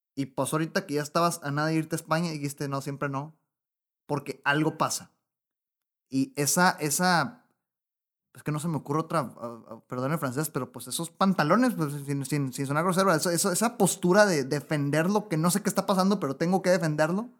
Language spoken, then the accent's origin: Spanish; Mexico; mi país, México